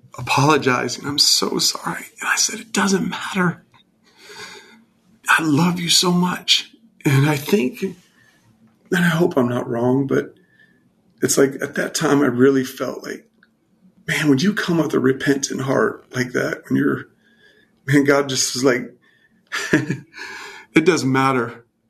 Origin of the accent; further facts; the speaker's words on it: California, United States; moved away as an adult; I grew up mostly in California until I was about 18.